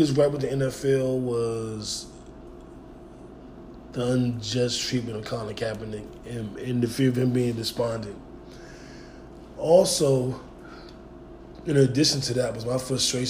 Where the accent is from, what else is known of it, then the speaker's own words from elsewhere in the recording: Washington, District of Columbia, United States; born and raised in Washington, D.C., home of the Redskins.